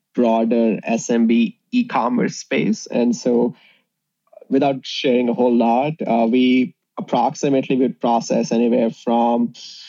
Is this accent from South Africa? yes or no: no; India; moved away as an adult; also born or lived in Indiana, United States; now in Chicago, United States; me and my co-founder, Divay, we grew up in India. So we came to the US in 2007 to pursue engineering.